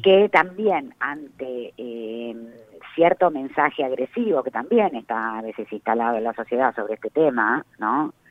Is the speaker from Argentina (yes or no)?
yes; Arias, Córdoba, Argentina; moved away; vengo de un pueblo muy chico, infierno grande, como dicen. ¿De dónde venís? de Arias, de la provincia de Córdoba